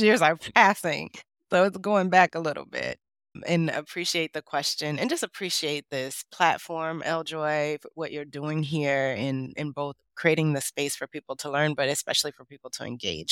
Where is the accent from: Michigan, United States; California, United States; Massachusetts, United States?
Michigan, United States; Detroit; I grew up in Detroit, Michigan